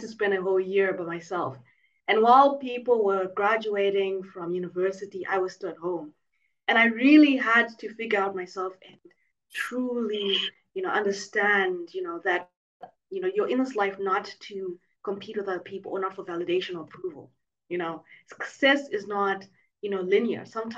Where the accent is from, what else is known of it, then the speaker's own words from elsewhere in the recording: Zimbabwe; now in Mauritius; I was born and raised in Zimbabwe